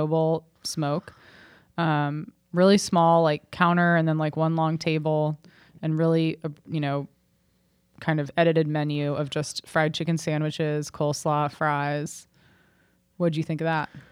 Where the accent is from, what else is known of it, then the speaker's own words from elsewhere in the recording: Cincinnati, Ohio, United States; that was a good place growing up in Cincinnati